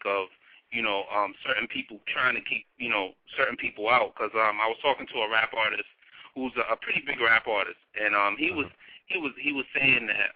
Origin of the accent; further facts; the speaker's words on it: New York, United States; I'm from New York. We're located in New York